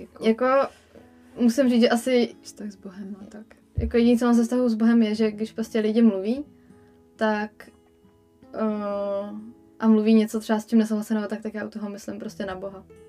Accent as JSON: {"language": "Czech", "country": "Czechia", "said": "jsem prostě Čech v dnešní době"}